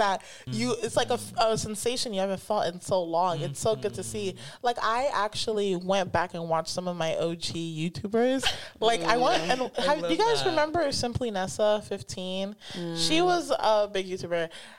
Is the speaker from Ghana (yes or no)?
yes; Ghana; also born or lived in Italy; I was born in Italy, guys, and I'm Ghanaian.